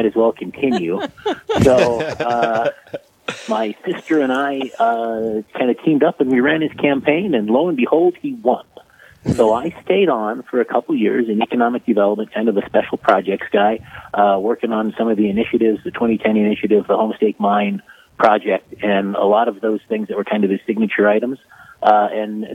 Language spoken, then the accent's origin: English; Pierre, South Dakota, United States; born and raised in Pierre, South Dakota